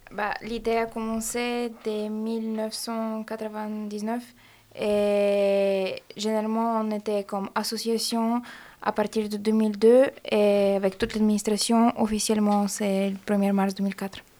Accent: Bulgaria; French is a second language; now in Grenoble, France; Je suis bulgare de Bulgarie et je fais aussi mon licence ici

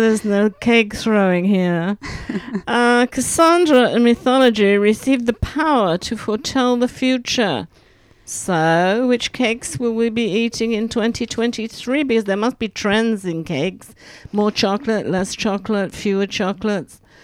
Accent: England, United Kingdom; now in Grenoble, France; I'm English

